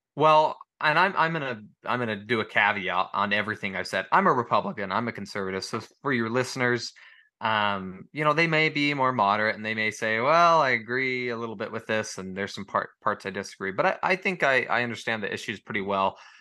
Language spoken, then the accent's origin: English; United States; as Americans